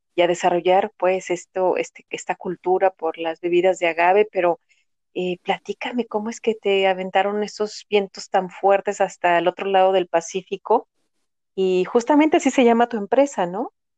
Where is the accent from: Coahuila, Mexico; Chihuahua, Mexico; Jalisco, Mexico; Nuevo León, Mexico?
Jalisco, Mexico; Guadalajara; moved away; yo soy de Guadalajara